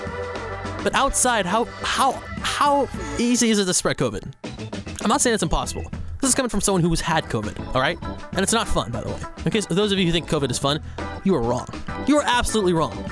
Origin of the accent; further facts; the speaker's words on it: Sacramento, California, United States; moved away as an adult; also born or lived in Bay Area; now in Seattle, United States; When I lived out in Sacramento, I used to love biking all around my hometown